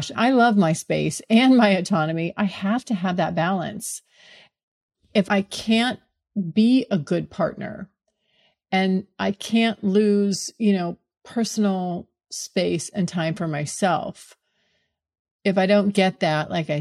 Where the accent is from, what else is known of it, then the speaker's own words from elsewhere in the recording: California, United States; moved away as an adult; now in Florida, United States; moving back to California where I'm from